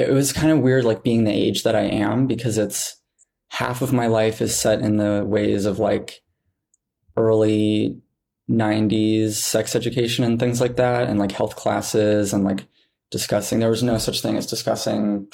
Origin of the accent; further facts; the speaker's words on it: Montana, United States; growing up in Montana